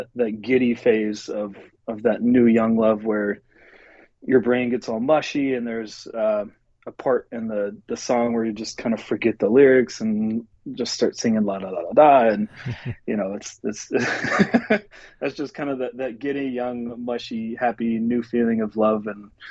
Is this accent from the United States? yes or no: yes; central Nebraska, United States; moved away as an adult; also born or lived in Lincoln, Nebraska / Los Angeles; now in Seattle, United States; I originally grew up in central Nebraska